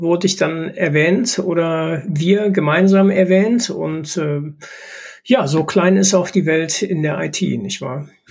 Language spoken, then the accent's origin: German; Duisburg, North Rhine-Westphalia, Germany; ich komme hier aus Duisburg